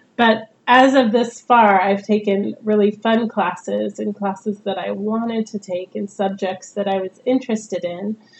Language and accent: English; Northern California, United States; moved away as an adult; also born or lived in San Diego; now in Portland, United States; where I grew up in Northern California